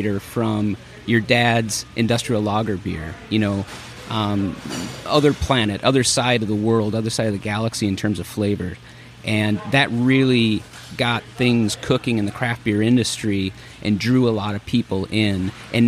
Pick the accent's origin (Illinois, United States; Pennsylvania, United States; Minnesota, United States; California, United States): Minnesota, United States; now in San Luis Obispo, United States; I'm from Minnesota, so maybe I don't say it correct